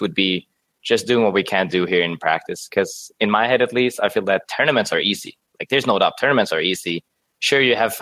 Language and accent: English; Sweden; English is a second language; moved away as an adult; now in Bangkok, Thailand; I was born and raised in Sweden, right? But both my parents are Thai